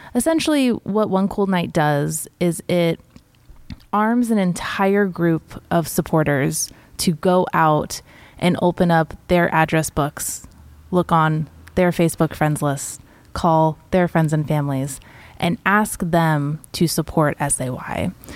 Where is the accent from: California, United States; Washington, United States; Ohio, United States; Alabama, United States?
California, United States; Santa Rosa; I myself was born and raised in Sonoma County in Santa Rosa